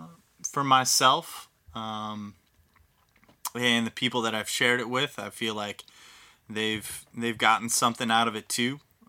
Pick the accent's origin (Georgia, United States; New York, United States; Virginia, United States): Virginia, United States; born there; now in Ann Arbor, United States; I was born in Virginia, proud son of Virginia, but I love Ann...